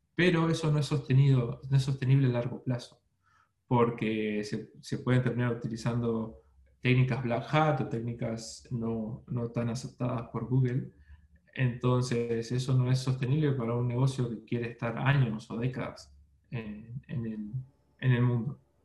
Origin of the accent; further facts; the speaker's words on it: Argentina; moved away as an adult; also born or lived in Buenos Aires, Argentina; now in Melbourne, Australia; como verán por mis acentos, no soy ecuatoriano, soy de Argentina, viví muchos años en Buenos Aires